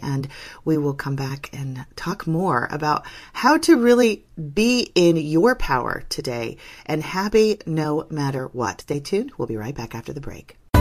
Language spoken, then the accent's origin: English; Northern California, United States; I'm from Northern California